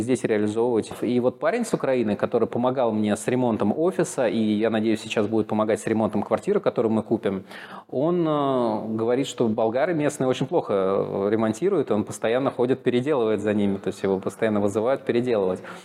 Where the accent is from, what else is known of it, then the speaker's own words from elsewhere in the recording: Moscow, Russia; moved away as an adult; now in Sofia, Bulgaria; Я из Москвы